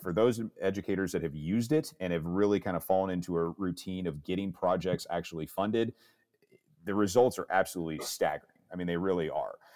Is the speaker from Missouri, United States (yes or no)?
yes; St. Louis, Missouri, United States; Missouri, uh, being my home state as I'm out of Saint Louis.